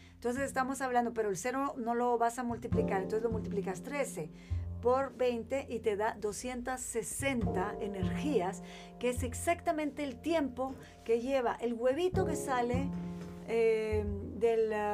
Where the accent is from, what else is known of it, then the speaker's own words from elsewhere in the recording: Guatemala; moved away as an adult; also born or lived in Chile; yo crezco, o sea, nazco y crezco en Guatemala